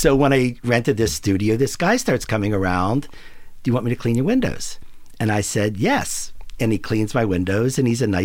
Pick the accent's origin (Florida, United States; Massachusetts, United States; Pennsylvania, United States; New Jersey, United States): Pennsylvania, United States; Pittsburgh; moved away as an adult; also born or lived in Rhode Island / New York; I grew up in Squirrel Hill, and I had, you know, went to Alderdice